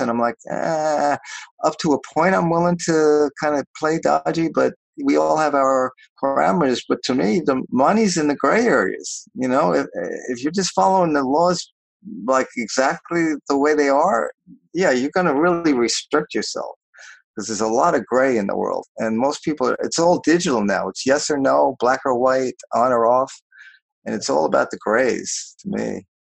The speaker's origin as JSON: {"language": "English", "region": "New York", "country": "United States", "tie": "born or raised there", "also_born_or_lived": "Los Angeles, United States", "moved": "yes", "lives_now": "Portland, United States", "said": "I grew up in New York"}